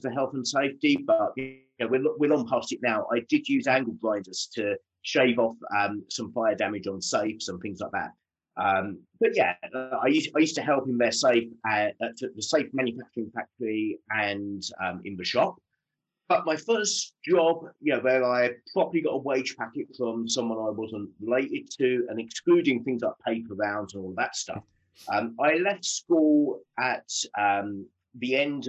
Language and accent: English; Southend-on-Sea, East of England, United Kingdom; I grew up in Southend-on-Sea in Essex.